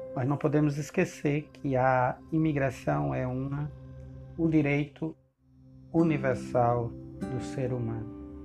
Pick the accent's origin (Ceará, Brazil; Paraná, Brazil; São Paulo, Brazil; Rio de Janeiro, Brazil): Ceará, Brazil; also born or lived in Rondônia; now in Porto Velho, Brazil; Eu migrei da minha terra natal, do meu estado do Ceará, no início da década, da década